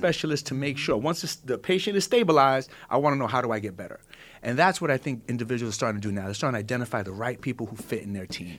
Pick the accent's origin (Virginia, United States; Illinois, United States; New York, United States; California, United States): New York, United States; New York City; I come from the hood. I come from East New York, Starry City, Brooklyn